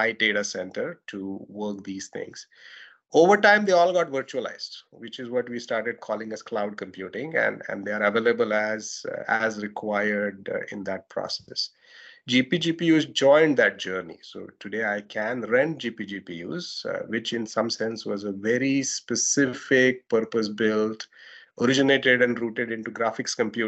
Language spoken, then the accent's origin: English; India; accent: Indian; Indian accent, my accent